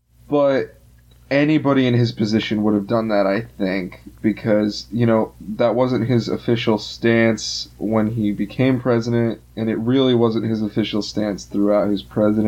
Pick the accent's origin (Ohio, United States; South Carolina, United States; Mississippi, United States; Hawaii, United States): South Carolina, United States; moved away as an adult; now in Indiana, United States; And I live in Indiana, and Indiana is, let me tell you, when I think of what the South is, and I'm from South Carolina